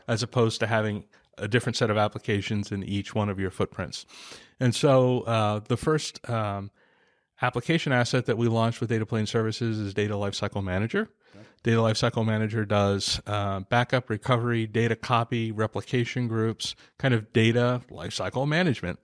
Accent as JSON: {"language": "English", "town": "San Diego", "region": "California", "country": "United States", "said": "I'm from San Diego"}